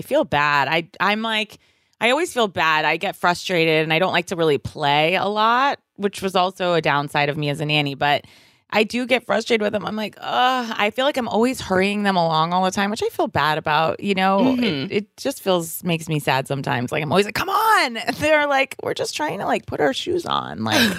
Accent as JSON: {"language": "English", "region": "Virginia", "country": "United States", "moved": "yes", "said": "I'm from Virginia."}